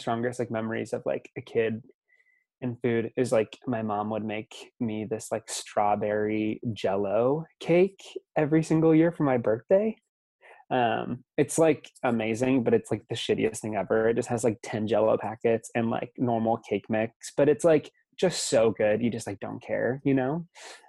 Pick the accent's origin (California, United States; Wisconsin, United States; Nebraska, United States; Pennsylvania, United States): Nebraska, United States; Lincoln; born and raised in Lincoln, this little liberal bubble in the middle of Nebraska